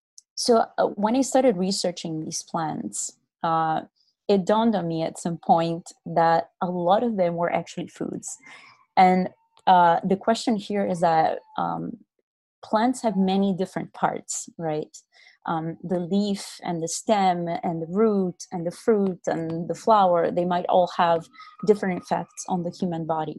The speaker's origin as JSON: {"language": "English", "country": "Brazil", "said": "I'm from Brazil"}